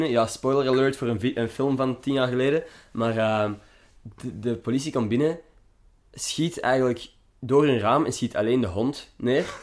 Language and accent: Dutch; Belgium; Wij zijn Belgen.